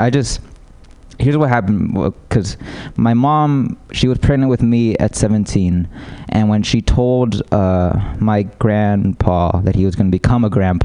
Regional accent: United States; I'm American

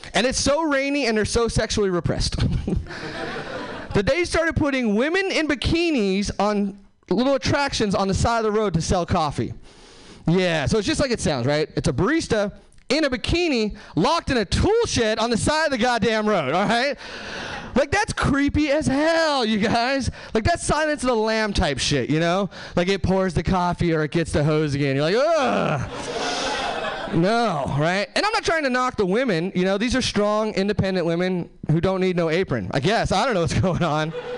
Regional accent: Hesperia, California, United States; now in Seattle, United States; I'm actually from Southern California originally. Uh, nowhere famous, just like the Mojave Desert, Hesperia, California.

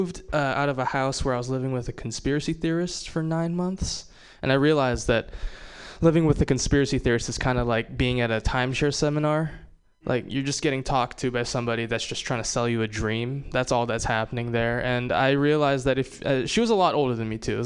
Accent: Hawaii, United States; I'm Japanese and from Hawaii

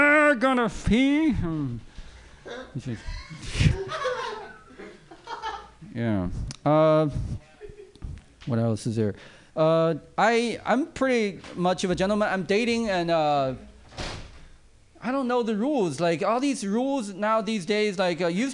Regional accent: China; now in United States; I grew up in China, overseas actually

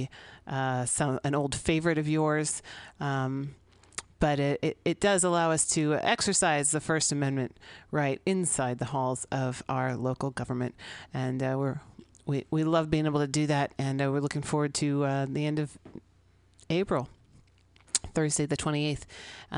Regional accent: San Francisco, California, United States; 21st and Florida in the Mission District of San Francisco, my hometown.

